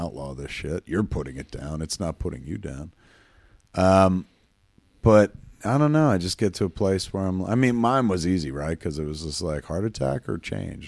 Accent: Highlands, New Jersey, United States; I grew up in Highlands

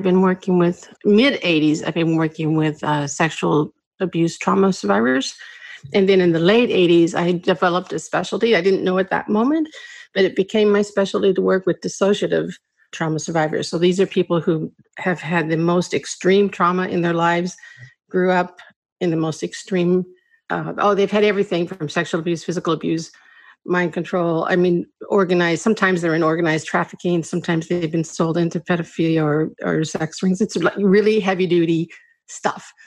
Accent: Saskatchewan, Canada; moved away as an adult; also born or lived in United States; I'm born in the States, but at age 10, we moved to Saskatchewan

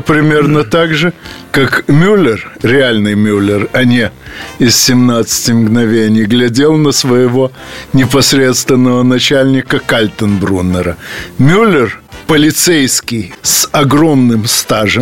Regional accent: Odesa, Odesa Oblast, Ukraine; из моей родной Одессы

